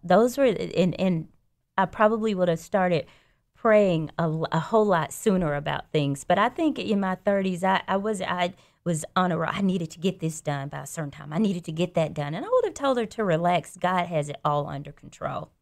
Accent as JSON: {"language": "English", "town": "Birmingham", "region": "Alabama", "country": "United States", "tie": "born or raised there", "also_born_or_lived": "Louisiana", "said": "I grew up here in Birmingham. I grew up in the Inslee area, actually, and I graduated from Ramsey"}